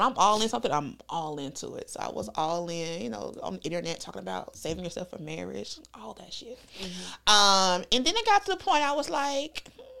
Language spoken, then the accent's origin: English; North Carolina, United States; I'm from North Carolina. Mm-hmm. I grew up in church, very religious household.